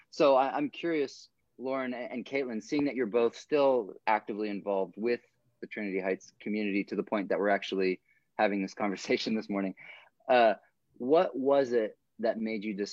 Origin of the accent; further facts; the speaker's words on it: South Africa; also born or lived in Portland, United States; I was born in Portland, Oregon, uh, and then when I was nine, moved to South Africa. I was raised in South Africa by missionary parents.